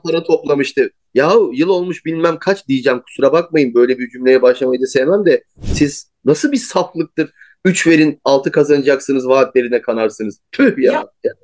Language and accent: Turkish; Turkey; iyi ki Türk'üz, iyi ki Türkiye'deyiz.